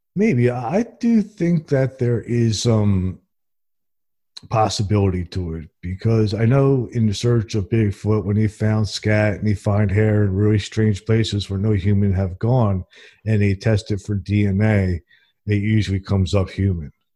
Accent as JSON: {"language": "English", "region": "New Jersey", "country": "United States", "moved": "yes", "lives_now": "Alabama, United States", "said": "I'm originally from New Jersey, and I moved here to Alabama in the Bible Belt"}